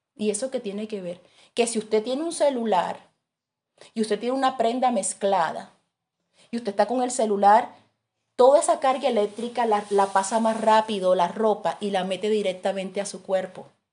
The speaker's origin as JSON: {"language": "Spanish", "town": "Barranquilla", "region": "Atlántico", "country": "Colombia", "moved": "yes", "said": "yo soy de Barranquilla"}